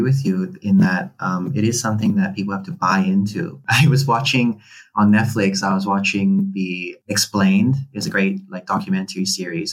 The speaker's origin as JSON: {"language": "English", "country": "Hong Kong", "tie": "born or raised there", "also_born_or_lived": "United Kingdom", "moved": "as an adult", "said": "I grew up in Hong Kong. I'm a Filipino Chinese person"}